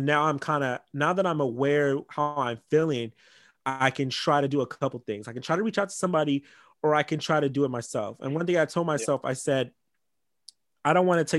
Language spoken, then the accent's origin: English; Los Angeles, California, United States; I'm from Crenshaw. So, and I'm biracial. I was raised in a Black household